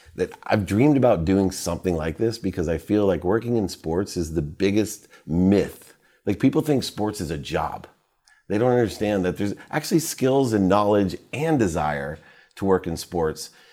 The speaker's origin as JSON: {"language": "English", "town": "Akron", "region": "Ohio", "country": "United States", "tie": "born or raised there", "also_born_or_lived": "Dayton", "said": "I was born in Akron"}